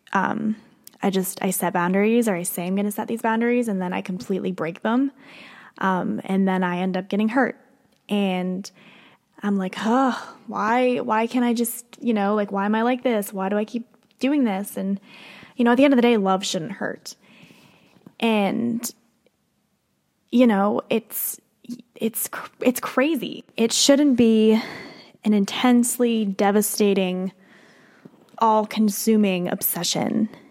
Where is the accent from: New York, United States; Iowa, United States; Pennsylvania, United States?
Pennsylvania, United States; moved away as an adult; now in Nashville, United States; I grew up in Pennsylvania. Obviously, I live here in Nashville now